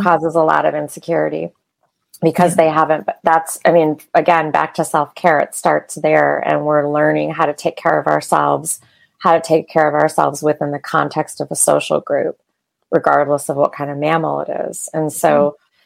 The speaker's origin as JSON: {"language": "English", "area": "outside of Detroit", "region": "Michigan", "country": "United States", "tie": "born or raised there", "said": "I grew up in Michigan"}